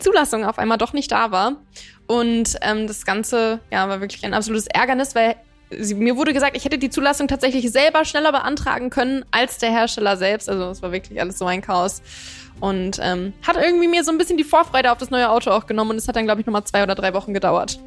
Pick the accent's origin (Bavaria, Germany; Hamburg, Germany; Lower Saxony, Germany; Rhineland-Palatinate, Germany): Lower Saxony, Germany; Hanover; now in Berlin, Germany; Ich komme ja gebürtig aus Hannover